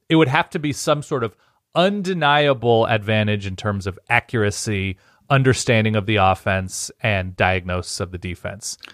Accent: Southern California, United States; moved away; also born or lived in Oregon; I grew up in Southern California

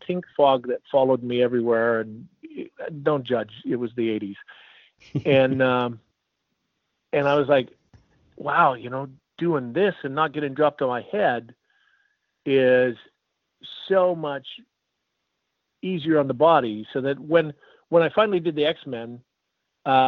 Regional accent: Canada; I was a tall, skinny kid with glasses and braces growing up in Canada

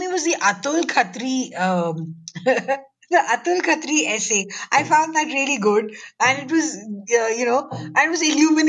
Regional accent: Mumbai, Maharashtra, India; I grew up in Colaba, so there were a lot of Sindhis there.

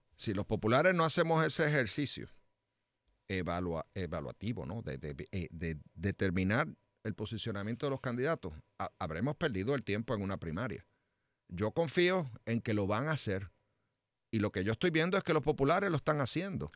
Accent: Trujillo Alto, Puerto Rico; Trujillo Alto, que es mi pueblo

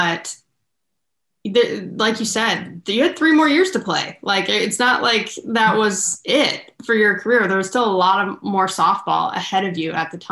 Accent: Southern California, United States; I'm from Southern California, went to Northern California.

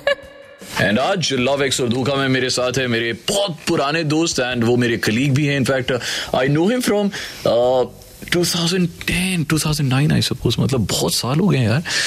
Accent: Jammu, Jammu and Kashmir, India; एक ये मेरे होम टाउन की बात है जम्मू की

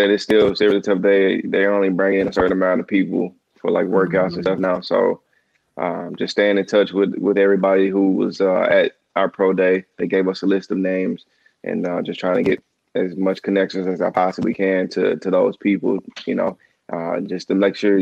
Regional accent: Dallas, Texas, United States; moved away as an adult; also born or lived in Michigan; I'm from Dallas.

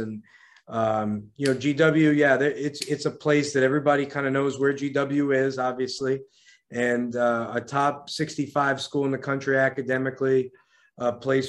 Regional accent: New York, United States; also born or lived in Miami; now in Washington, D.C., United States; I'm from New York originally, but I lived here, for 9 years, nine seasons at George Mason.

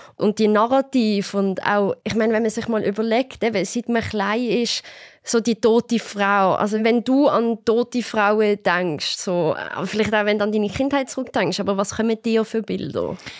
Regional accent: Basel, Basel-Stadt, Switzerland; Ich komme ja aus Basel

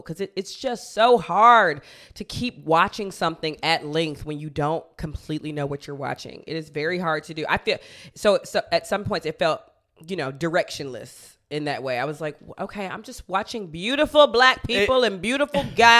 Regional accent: United States; I'm an American

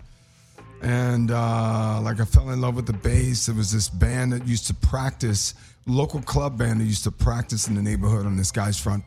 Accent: the South, Southern United States, United States; me being a Southern boy

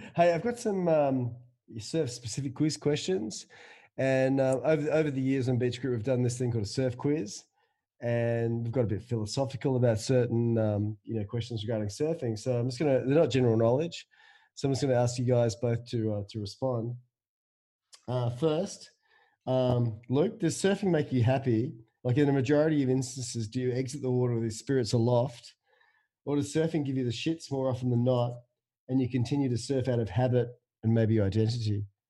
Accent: Perth, Western Australia, Australia; when I was a kid growing up in Perth

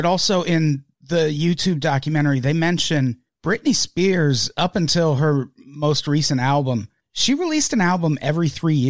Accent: Midwest, United States; I'm from the Midwest

